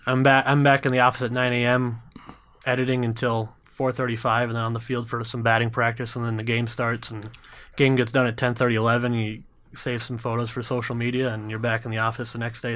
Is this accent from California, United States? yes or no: no; Minnesota, United States; being a Minnesotan